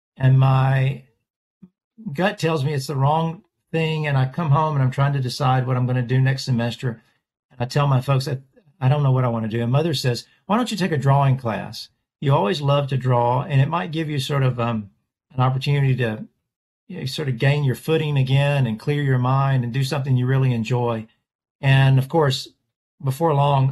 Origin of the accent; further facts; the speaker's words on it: Nashville, Tennessee, United States; Born in Nashville, Tennessee. I am a sixth generation Nashvillian.